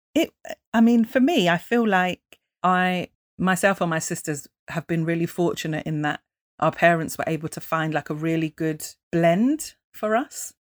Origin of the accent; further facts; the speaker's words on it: United Kingdom; we're British, but not British